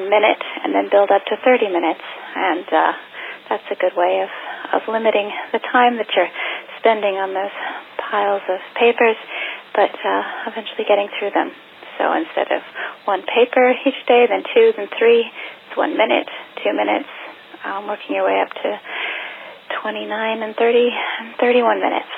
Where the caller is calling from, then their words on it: Eugene, Oregon, United States; I'm calling from Eugene, Oregon